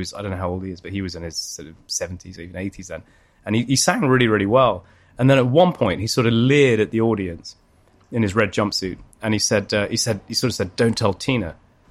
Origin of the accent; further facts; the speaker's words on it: London, United Kingdom; I would say that I'm a Londoner, but I wish the rest of the world would learn from Londoners.